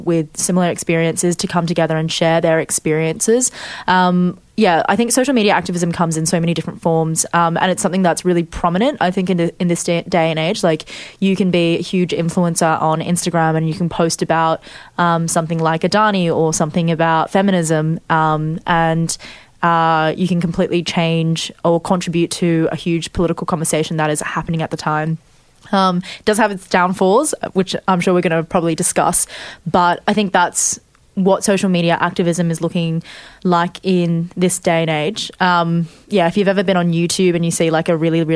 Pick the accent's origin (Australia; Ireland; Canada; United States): Australia; I identify as Chinese Australian